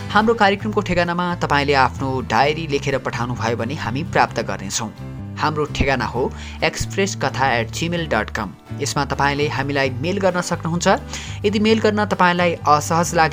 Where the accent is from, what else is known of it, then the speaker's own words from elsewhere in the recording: Nepal; मेरो गाउँ नेपालको ग्रामीण क्षेत्रको कुना काप्चामा पर्छ